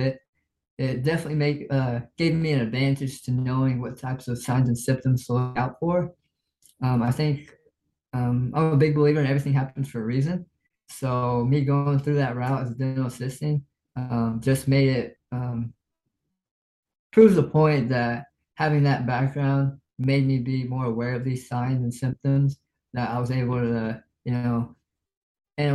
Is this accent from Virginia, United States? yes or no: no; Lafayette, Indiana, United States; I've grown up my entire life here in Lafayette, Indiana.